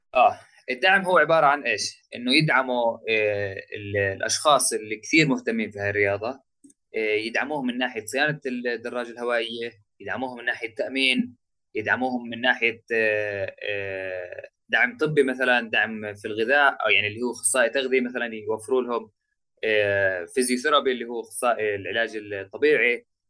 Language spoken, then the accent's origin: Arabic; Jit, West Bank, Palestine; also born or lived in Jerusalem; انا فلسطيني من جيت